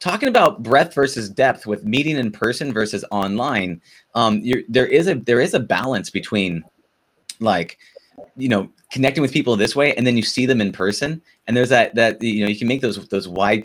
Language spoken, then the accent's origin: English; Southern California, United States; I'm a Southern California guy